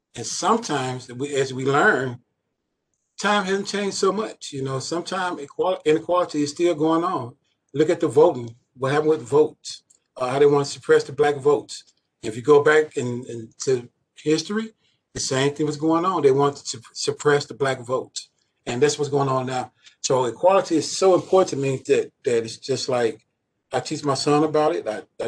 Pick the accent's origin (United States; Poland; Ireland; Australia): United States; Chicago, Illinois; moved away as an adult; So I was born and raised in Chicago. So I am a Chicagoan on the west side of Chicago. I went to Mallee High School, and I graduated in 1980. So I'm a family of 13. I'm the 12th sibling.